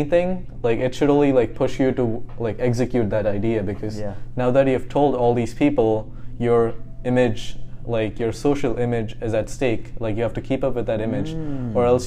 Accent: India; now in California, United States; I'm from India

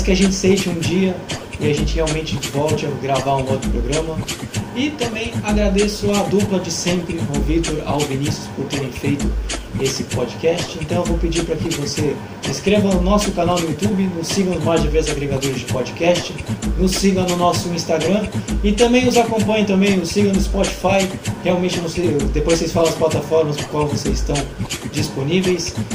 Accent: Santos, São Paulo, Brazil; a gente é daqui de Santos

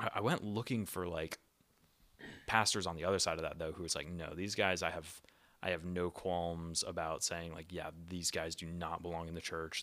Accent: United States; moved away; in my home country

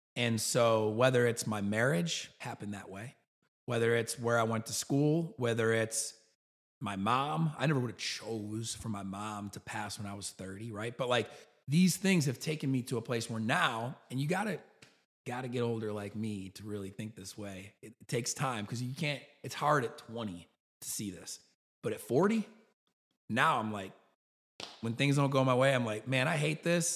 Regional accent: New York, United States; moved away as an adult; now in Birmingham, United States; I grew up in New York.

